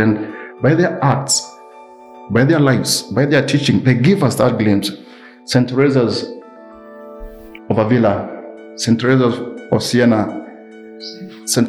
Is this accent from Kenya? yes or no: yes; Kenya; I come from a different culture, and I'm, I'm an African, I'm a Kenyan